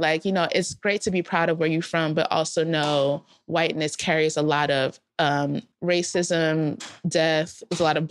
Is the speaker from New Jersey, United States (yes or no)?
yes; South Orange, New Jersey, United States; moved away as an adult; also born or lived in Philadelphia; I grew up in South Orange, New Jersey